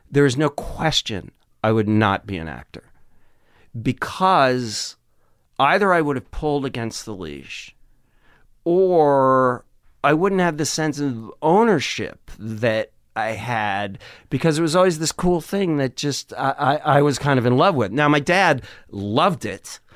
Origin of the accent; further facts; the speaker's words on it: Madison, Wisconsin, United States; growing up in Wisconsin